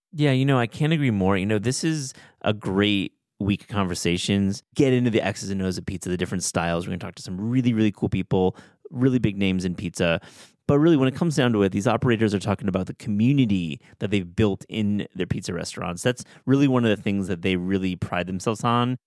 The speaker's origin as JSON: {"language": "English", "town": "Kalamazoo", "region": "Michigan", "country": "United States", "tie": "born or raised there", "said": "I grew up in Kalamazoo, Michigan, in west side of Michigan"}